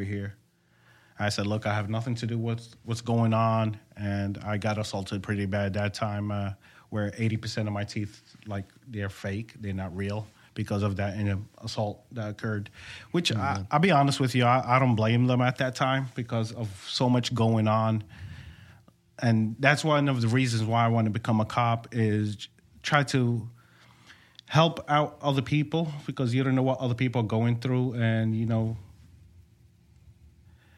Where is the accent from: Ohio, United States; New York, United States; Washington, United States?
New York, United States; New York City; also born or lived in overseas; now in Virginia, United States; I was born and raised in Brooklyn, New York, 49th Street and 5th Avenue in Brooklyn, New York